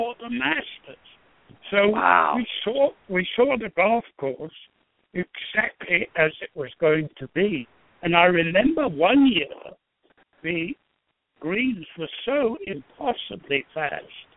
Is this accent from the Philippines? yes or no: no; England, United Kingdom; moved away; the way I was brought up in England